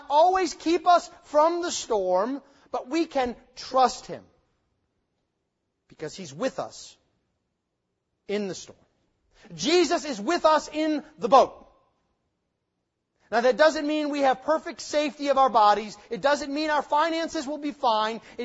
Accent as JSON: {"language": "English", "country": "United States", "said": "as American 21st century Christians"}